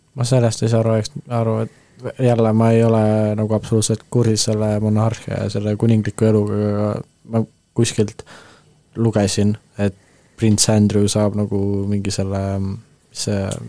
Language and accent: Estonian; Estonia; ma olen eestlane